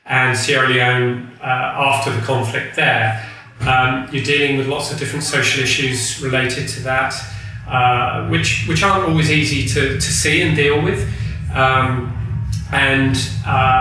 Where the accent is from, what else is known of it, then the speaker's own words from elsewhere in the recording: England, United Kingdom; also born or lived in Burkina Faso; as an Englishman